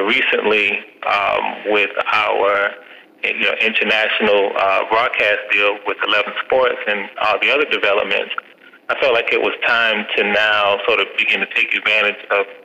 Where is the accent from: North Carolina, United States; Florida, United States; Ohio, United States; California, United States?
Florida, United States; Jacksonville; I'm born and raised in Jacksonville, Florida